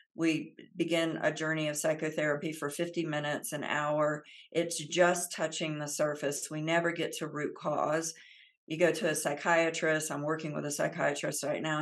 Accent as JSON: {"language": "English", "region": "Central Florida", "country": "United States", "tie": "born or raised there", "said": "I grew up in the South, uh, in Central Florida"}